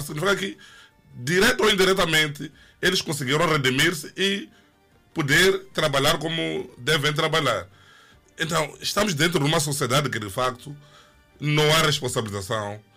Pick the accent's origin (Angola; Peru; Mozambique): Mozambique; aqui em Moçambique